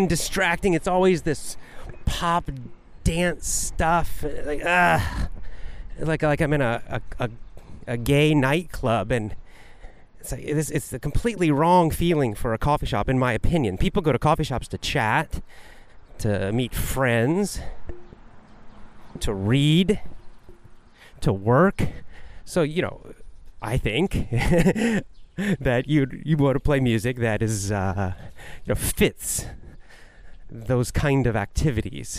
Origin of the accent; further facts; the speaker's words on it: United States; now in Japan; I'm American, living in Japan